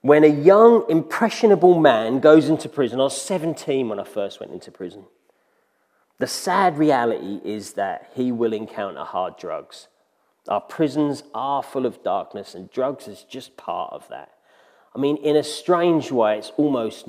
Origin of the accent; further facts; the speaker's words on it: Ipswich, East of England, United Kingdom; moved away as an adult; now in Ingatestone, United Kingdom; I was born in Ipswich into a strong Christian family